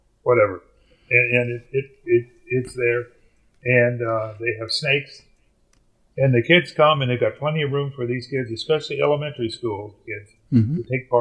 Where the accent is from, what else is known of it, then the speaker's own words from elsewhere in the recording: Louisville, Kentucky, United States; moved away; That's my hometown. In fact, I grew up about a mile from Churchill Downs